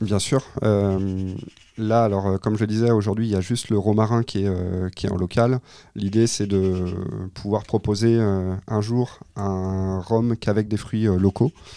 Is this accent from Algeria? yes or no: no; Pays de la Loire, France; je suis originaire du Maine-et-Loire